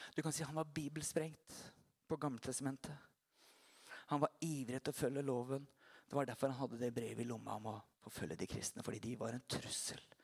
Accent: Porsgrunn, Telemark, Norway; also born or lived in Notodden; se på meg som en porsgrunnsgutt

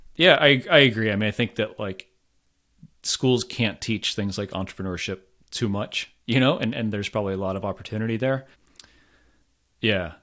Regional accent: Florida, United States; moved away as an adult; also born or lived in France; now in Providence, United States; I'm from Florida originally

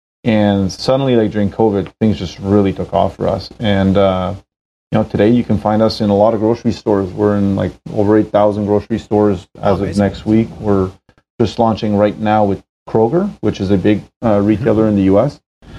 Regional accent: Montreal, Quebec, Canada; moved away as an adult; now in Toronto, Canada; we're both in Toronto. John grew up in Scarborough here. I grew up in Montreal. Been living here for about 8 years now.

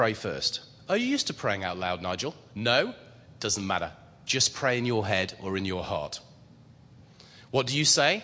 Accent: England, United Kingdom; I'm English

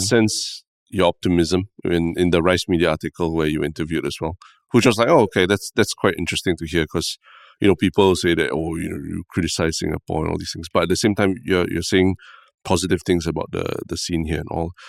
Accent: Singapore; as a Singaporean

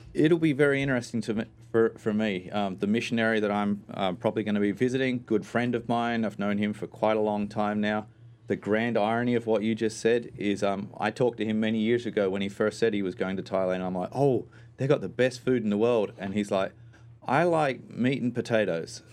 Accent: Australia; moved away; spent most of my life growing up in Australia

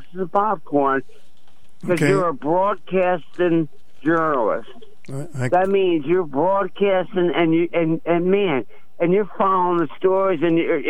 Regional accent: Philadelphia, Pennsylvania, United States; growing up in Philly

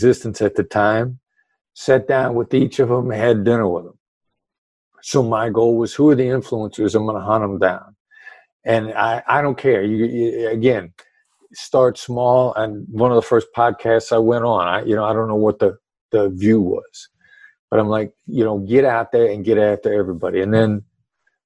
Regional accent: Midwest, United States; my son and I, you know, we are hard workers from the Midwest

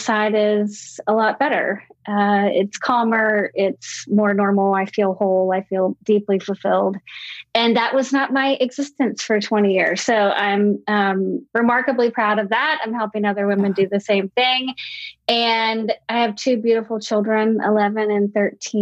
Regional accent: Richmond, Virginia, United States; born and raised in Richmond, Virginia

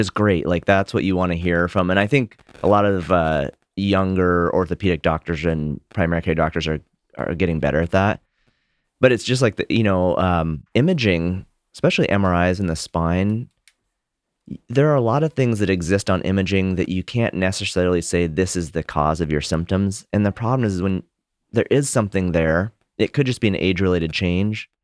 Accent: Montana, United States; I grew up in Montana

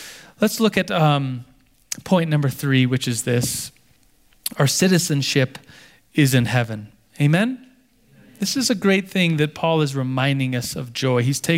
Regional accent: Turkey; born there; I wasn't born in the United States. I was born in Turkey. My dad was stationed there at the time. So I'm not a Turkish citizen. I'm an American citizen.

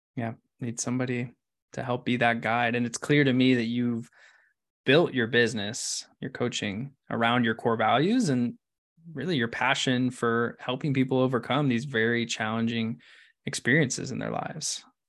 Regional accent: Ashland, Oregon, United States; I'm from Ashland

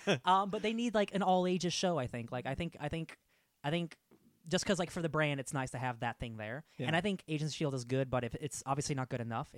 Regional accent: United States; But I'm American.

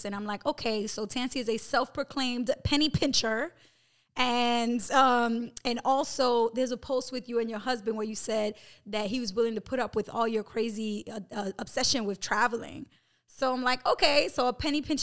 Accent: New York City, New York, United States; I grew up in New York City

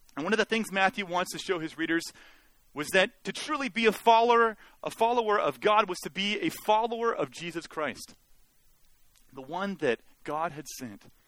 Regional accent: Mission, British Columbia, Canada; I actually like being from Mission. Uh, it's, uh, it was a good place to grow up in a lot of ways.

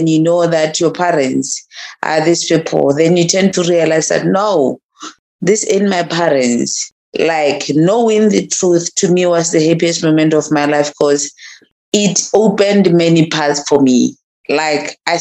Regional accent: Botswana; As a Motswana woman, I grew up in a very, very rural place called Makhabane

